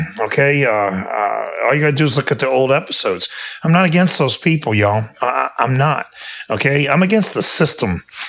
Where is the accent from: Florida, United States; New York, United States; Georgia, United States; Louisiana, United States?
Louisiana, United States; And I'm from Louisiana.